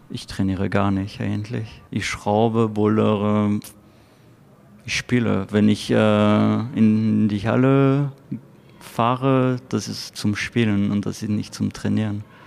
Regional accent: France; German is a second language; moved away as an adult; now in Paderborn, Germany; Ich komme aus Frankreich, bin seit fünf Jahren in Deutschland

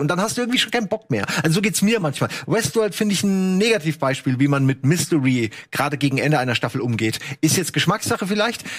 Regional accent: Germany; ich als, als Deutscher

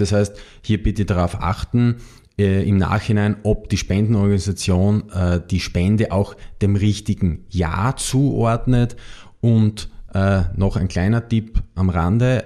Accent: Austria; bei uns in Österreich

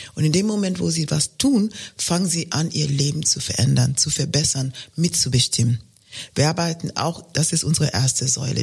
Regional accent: Kenya; German is a second language; moved away as an adult; also born or lived in Germany; ich komme aus Kenia

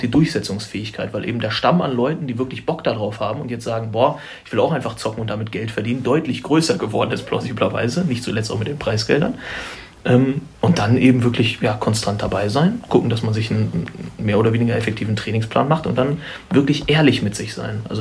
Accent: Schöppenstedt, Lower Saxony, Germany; also born or lived in Braunschweig; Ich bin da geboren. Achso. Ich komme da eigentlich nicht, nicht direkt her. Also ich komme aus dem Umfeld. Das ist ein Dorf, das heißt Schöppenstedt.

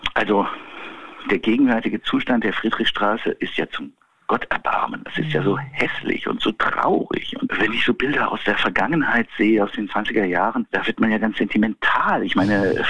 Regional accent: Berlin, Germany; also born or lived in Brandenburg; als Berliner äh, in Brandenburg gemeldet

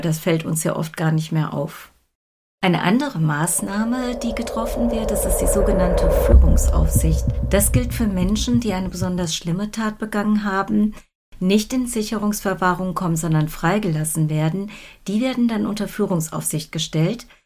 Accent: Soest, North Rhine-Westphalia, Germany; meiner Heimatstadt Soest

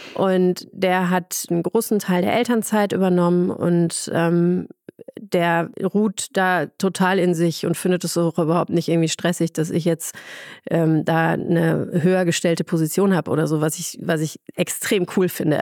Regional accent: Ruhr area, North Rhine-Westphalia, Germany; now in Munich, Germany; ich komme ursprünglich aus dem, aus dem Ruhrpott

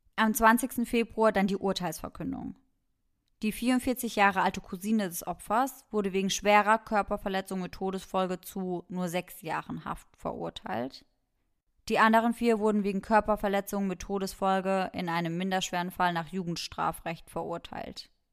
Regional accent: Germany; bei uns in Deutschland

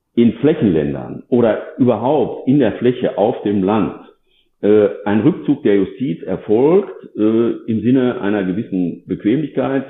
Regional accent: North Rhine-Westphalia, Germany; ich selbst bin ja äh, aus Nordrhein-Westfalen und da auch ansässig

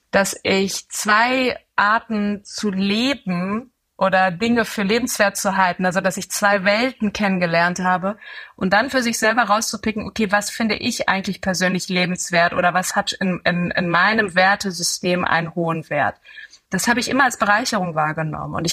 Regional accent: Tehran, Tehran Province, Iran; born there; meine beiden Eltern sind Iraner und ähm, ich bin selber in, in Teheran geboren, habe auch viel Zeit in dem Land verbracht.

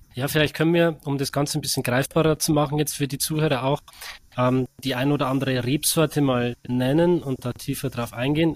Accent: Germany; bei uns in Deutschland

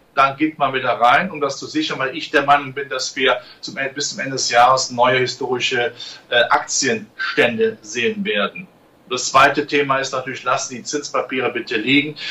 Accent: Germany; ich bin da nicht, äh, weit weg von diesen Krisengebieten groß geworden

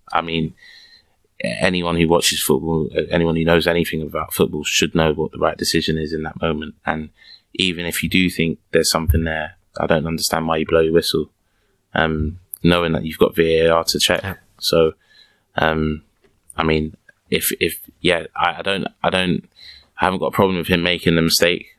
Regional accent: England, United Kingdom; accent: London; moved away as an adult; now in Germany; back home we, as English people

